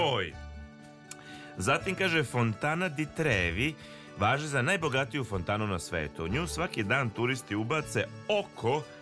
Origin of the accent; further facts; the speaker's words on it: Bosnia & Herzegovina; kod nas je u, u Bosni